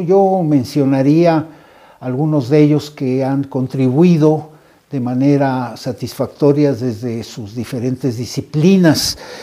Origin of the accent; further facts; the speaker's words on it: Mexico; nuestra identidad como mexicanos